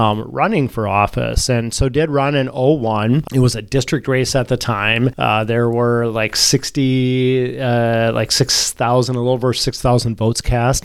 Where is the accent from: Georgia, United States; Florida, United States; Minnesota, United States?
Minnesota, United States; Dawson; moved away as an adult; also born or lived in Olivia, Minnesota; now in Duluth, United States; graduated uh, from high school in Dawson, which is out on the South Dakota border.